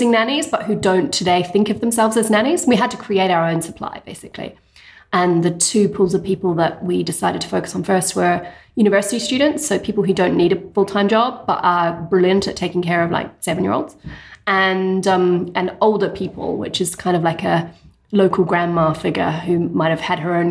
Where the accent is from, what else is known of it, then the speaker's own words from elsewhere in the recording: New Zealand; moved away as an adult; also born or lived in England; now in London, United Kingdom; I'm originally from New Zealand. I did my undergrad there, but I did my postgrad over here in England.